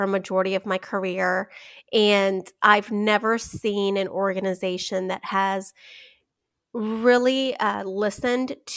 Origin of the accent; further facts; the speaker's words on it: Chihuahua, Mexico; now in Charlotte, United States; I'm actually born and raised in Mexico, right across the border in Chihuahua, Mexico.